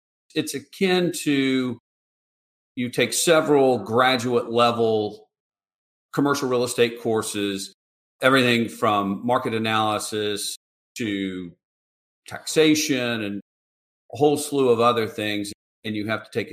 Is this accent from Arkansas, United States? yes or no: no; Atlanta, Georgia, United States; moved away as an adult; now in Charleston, United States; I grew up in Atlanta and in a real estate family